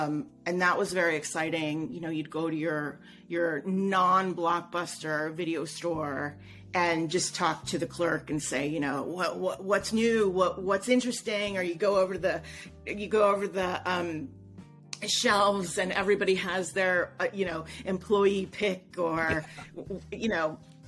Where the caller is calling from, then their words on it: Los Angeles, California, United States; I'm on the West Coast. I'm in Los Angeles.